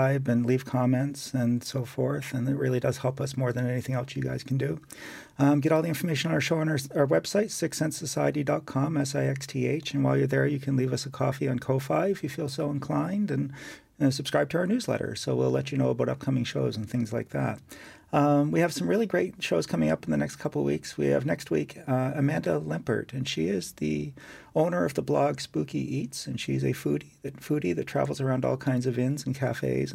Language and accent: English; Nova Scotia, Canada; I grew up in Nova Scotia